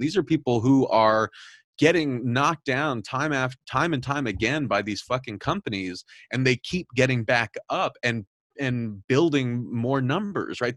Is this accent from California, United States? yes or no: yes; Southern California, United States; I'm, I'm originally from Southern California